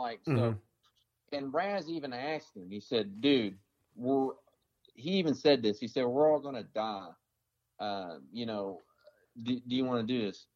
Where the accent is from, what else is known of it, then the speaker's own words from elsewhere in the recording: Tennessee, United States; I'm from Tennessee